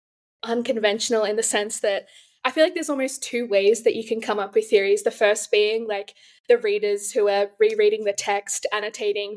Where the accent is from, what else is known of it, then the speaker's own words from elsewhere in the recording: Australia; I'm from Australia